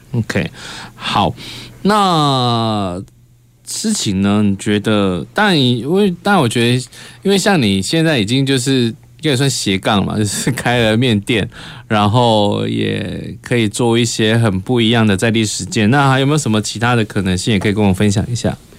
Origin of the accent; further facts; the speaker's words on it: Kaohsiung, Taiwan; 很多我们高雄人也不知道